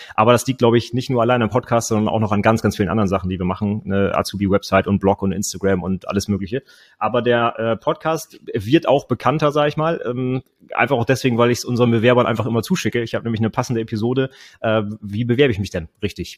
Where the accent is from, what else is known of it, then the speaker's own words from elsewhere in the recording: Northern Germany, Germany; ich komme äh, aus dem Norden von Deutschland